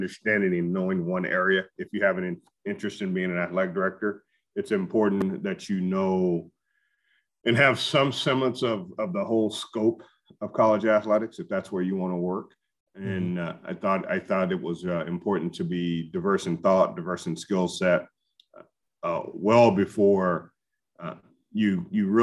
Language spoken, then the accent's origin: English; Denison, Texas, United States; moved away as an adult; now in Las Vegas, United States; my hometown of Denison, Texas